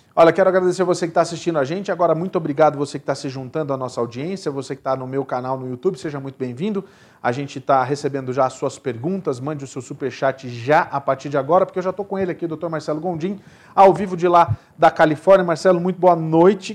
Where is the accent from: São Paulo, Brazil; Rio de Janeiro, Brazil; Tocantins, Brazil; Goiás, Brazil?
Rio de Janeiro, Brazil; eu sou carioca